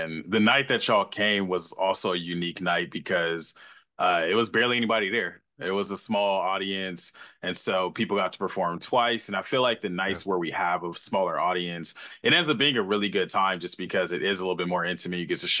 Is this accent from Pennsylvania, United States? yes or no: no; Los Angeles, California, United States; now in San Diego, United States; I'm actually from LA. I got to make sure I'm from LA.